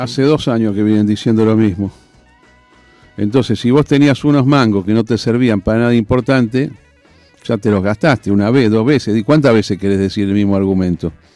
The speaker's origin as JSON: {"language": "Spanish", "country": "Argentina", "said": "Yo soy el argentino más alcista de mentalidad que hay"}